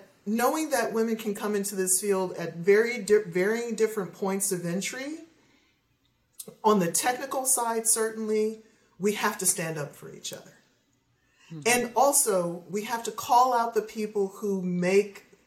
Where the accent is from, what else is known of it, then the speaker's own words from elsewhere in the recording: Ohio, United States; I grew up in Ohio